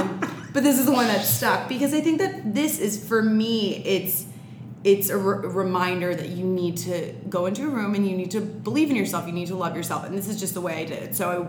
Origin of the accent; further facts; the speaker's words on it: New York City, New York, United States; also born or lived in Durham, North Carolina; So I'm 24 years old. I'm born and raised on the Upper West Side in Manhattan, girl.